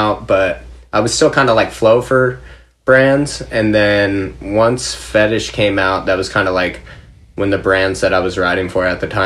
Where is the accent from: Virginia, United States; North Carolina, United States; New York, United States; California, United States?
California, United States; Anaheim; I grew up in Anaheim, California, so kind of like Orange County zone